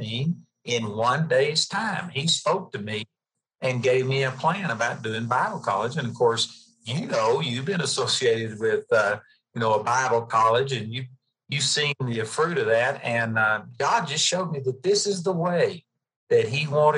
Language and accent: English; Dallas-Fort Worth area, Texas, United States; moved away as an adult; now in Colorado, United States; we grew up in the Dallas-Fort Worth area.